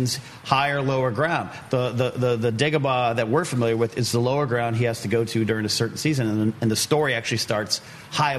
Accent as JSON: {"language": "English", "town": "Pismo Beach", "region": "California", "country": "United States", "tie": "born or raised there", "said": "It's like my hometown beach at Pismo Beach."}